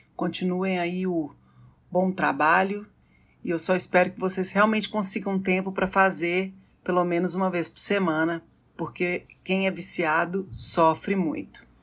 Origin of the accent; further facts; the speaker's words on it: Belo Horizonte, Minas Gerais, Brazil; eu sou de Belo Horizonte